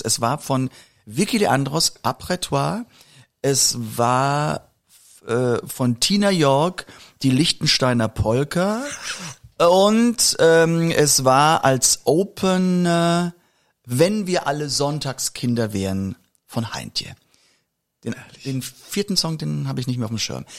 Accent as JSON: {"language": "German", "area": "a village on the Moselle", "region": "Rhineland-Palatinate", "country": "Germany", "tie": "born or raised there", "said": "aus dem Dorf, wo ich herkomme"}